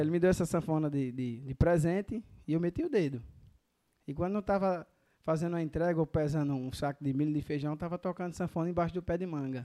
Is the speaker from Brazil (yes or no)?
yes; Catolé do Rocha, Paraíba, Brazil; Sou paraibano, Catolé do Rocha